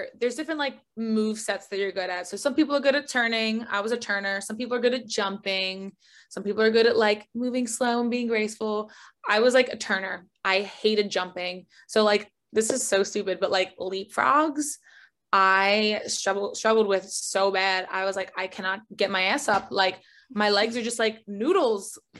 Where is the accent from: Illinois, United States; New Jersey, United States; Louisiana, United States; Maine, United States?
New Jersey, United States; North Caldwell; accent: Jersey; moved away; I am from North Caldwell, New Jersey, which is also where Tony Soprano was from. I'm a Jersey Italian